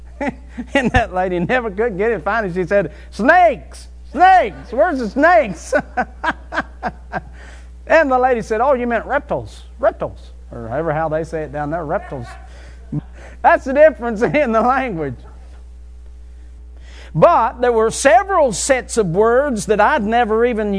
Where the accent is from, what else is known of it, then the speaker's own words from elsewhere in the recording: West Virginia, United States; moved away; also born or lived in North Carolina; Now, I'm from West Virginia. I moved to North Carolina